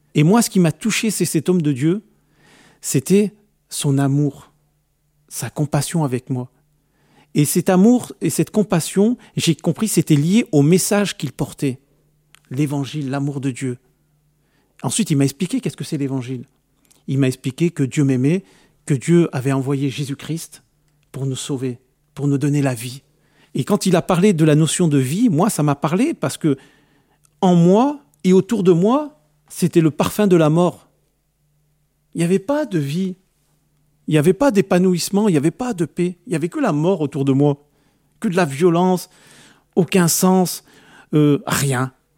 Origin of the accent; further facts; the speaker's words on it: France; je suis né en France, je vais dans mon pays d'origine